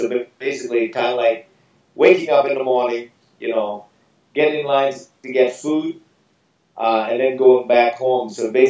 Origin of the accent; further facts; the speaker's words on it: Vietnam; now in Boston, United States; So I'm from Vietnam.